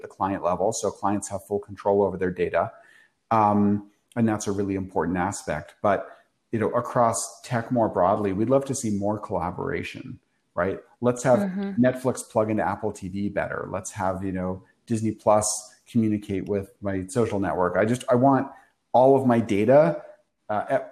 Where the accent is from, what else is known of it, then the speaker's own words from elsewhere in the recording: Canada; moved away as an adult; now in New York City, United States; I grew up in Canada